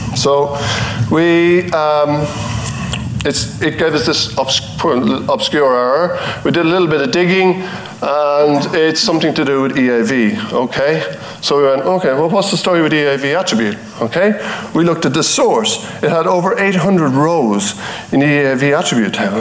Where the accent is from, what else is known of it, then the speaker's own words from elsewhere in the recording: Ireland; I'm from Ireland